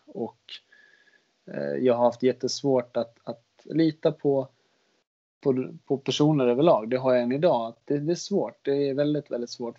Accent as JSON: {"language": "Swedish", "town": "Västerås", "region": "Västmanland", "country": "Sweden", "tie": "born or raised there", "said": "jag gick ett program som heter, heter Europaprogrammet. Jag tror inte det finns kvar i Västerås"}